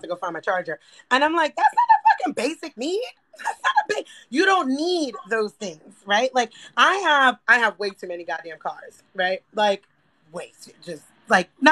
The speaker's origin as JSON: {"language": "English", "town": "New York City", "region": "New York", "country": "United States", "tie": "born or raised there", "said": "I grew up poor in the Bronx."}